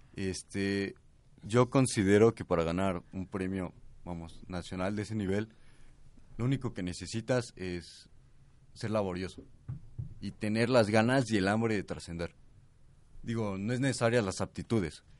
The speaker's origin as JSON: {"language": "Spanish", "country": "Mexico", "said": "yo soy un mexicano y conozco cómo son los mexicanos"}